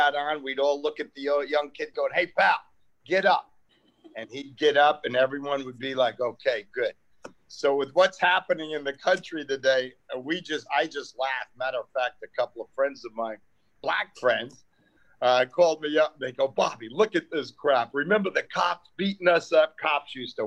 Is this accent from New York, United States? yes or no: yes; New York City, New York, United States; now in Santa Monica, United States; I grew up in Queens, New York